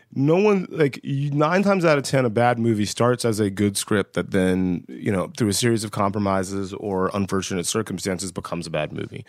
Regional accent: West Central Georgia, United States; I grew up in West Central Georgia.

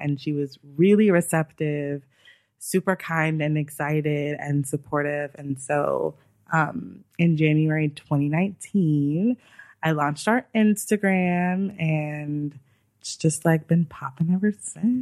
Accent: Los Angeles, California, United States; also born or lived in New York; I'm from Los Angeles

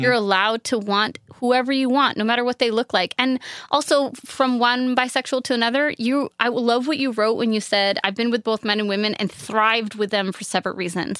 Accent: upstate New York, United States; moved away; I'm from upstate New York where there are leaves and trees.

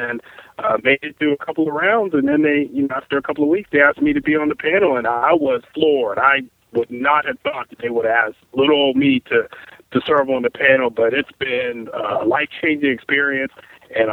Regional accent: Charleston, South Carolina, United States; I'm from Charleston, South Carolina.

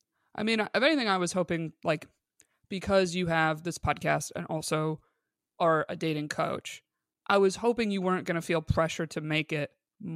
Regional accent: Binghamton, New York, United States; born or raised there; now in Los Angeles, United States

